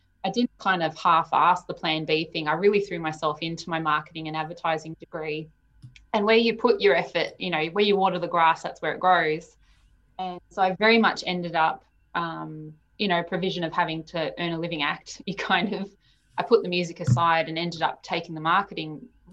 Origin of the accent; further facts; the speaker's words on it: Melbourne, Victoria, Australia; moved away as an adult; also born or lived in Sydney; I was born in Melbourne, so I had this pull to come home.